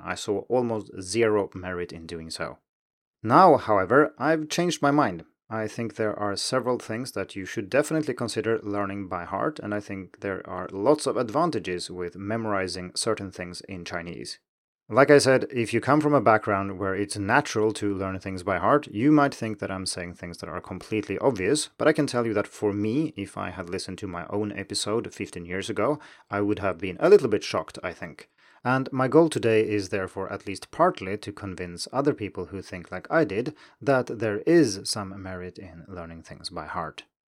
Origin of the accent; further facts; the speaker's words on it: Sweden; first language Swedish; English is a second language; my native Swedish